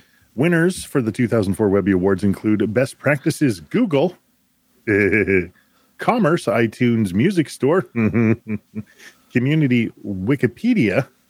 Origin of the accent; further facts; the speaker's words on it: United States; I'm American.